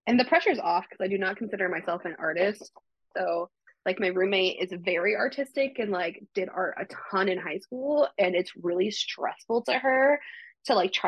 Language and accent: English; Waverly, Iowa, United States; I'm from Waverly.